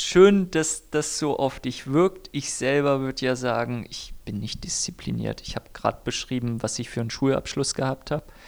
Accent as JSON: {"language": "German", "country": "Germany", "said": "ich bin weiß, komme aus einer guten Mittelschicht und bin Deutscher"}